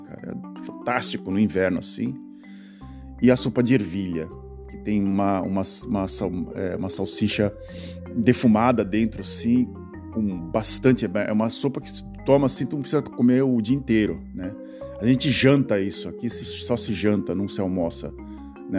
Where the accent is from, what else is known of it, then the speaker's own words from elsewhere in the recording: Brazil; moved away as an adult; now in Netherlands; o lugar onde eu nasci